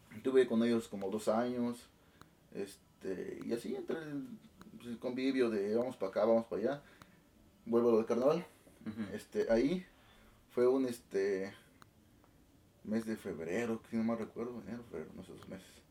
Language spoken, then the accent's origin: Spanish; La Trinidad Ixtlán, Oaxaca, Mexico; moved away as an adult; also born or lived in Mexico City; Yo soy originario de un pueblo que se llama La Trinidad Ixlán, ahí del estado de Oaxaca